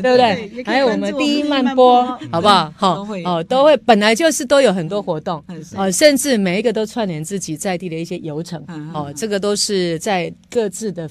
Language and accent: Chinese; Yunlin County, Taiwan; 这个就是我们云林人的精神哦。